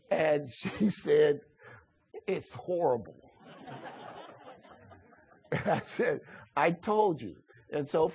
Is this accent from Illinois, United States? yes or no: yes; Chicago, Illinois, United States; I grew up in Chicago